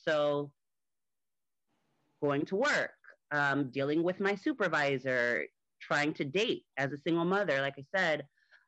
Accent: Miami, Florida, United States; moved away as an adult; now in Atlanta, United States; I am originally from Miami, Florida in the United States. I recently moved to Atlanta

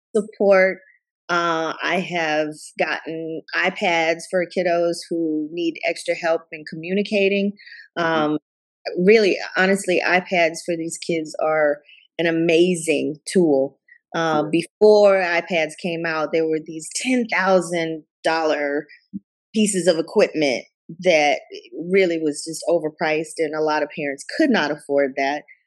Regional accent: Tuscaloosa, Alabama, United States; also born or lived in Katy and Richmond area, Texas; now in Katy, United States; my home home state of Alabama and my hometown there in Tuscaloosa

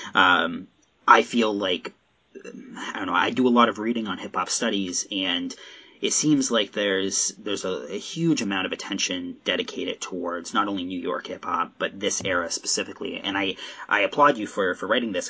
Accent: Southern Ontario, Canada; now in Nova Scotia, Canada; I'm Nova Scotia now, but I'm from Southern Ontario.

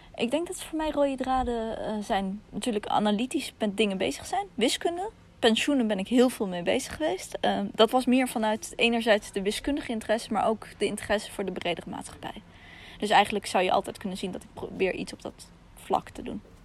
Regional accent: Russia; now in Netherlands; In mijn geval Rusland

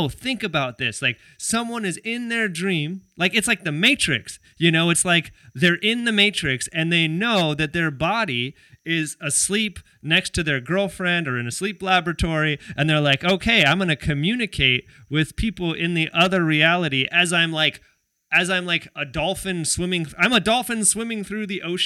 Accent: California, United States; now in Hawaii, United States; where I grew up in California, also in the hood

